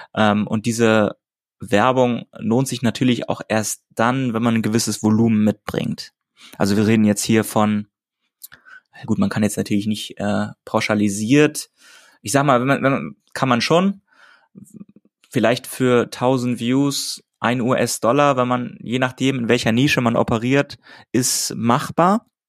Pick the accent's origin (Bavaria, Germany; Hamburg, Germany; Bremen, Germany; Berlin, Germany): Hamburg, Germany; ich in Hamburg, also meiner Heimatstadt